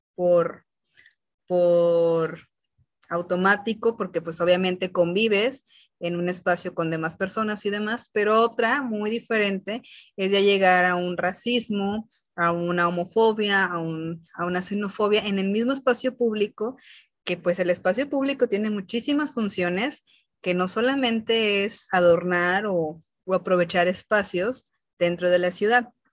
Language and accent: Spanish; Jalisco, Mexico; los que somos de Jalisco